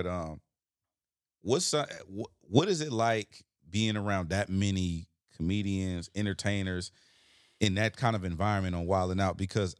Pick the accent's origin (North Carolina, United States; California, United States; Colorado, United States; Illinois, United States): California, United States; Watts; I'm from Watts.